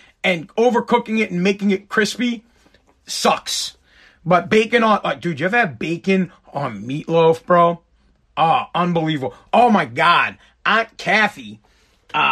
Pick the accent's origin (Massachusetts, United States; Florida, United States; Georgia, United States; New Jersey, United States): Massachusetts, United States; I'm from Massachusetts.